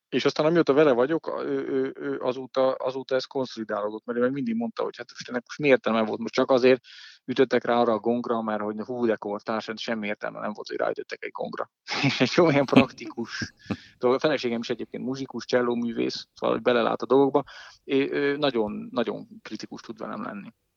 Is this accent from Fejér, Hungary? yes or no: yes; Dunaújváros, Fejér, Hungary; és hát én is nagyjából ott nőttem fel.